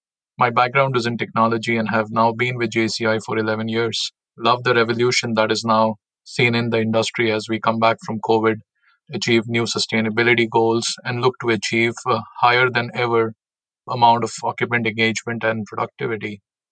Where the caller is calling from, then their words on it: Milwaukee, Wisconsin, United States; So I'm based in Milwaukee, Wisconsin.